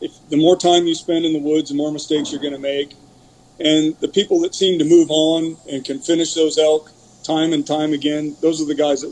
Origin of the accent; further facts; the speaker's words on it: Portland, Oregon, United States; I was born in Portland, Oregon, and Portland back then was different than it is now. I was raised in Portland